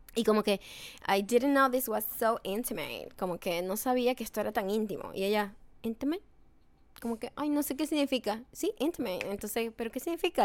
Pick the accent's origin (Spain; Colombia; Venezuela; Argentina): Venezuela; Punto Fijo, Falcón; now in Los Angeles, United States; yo era de punto fijo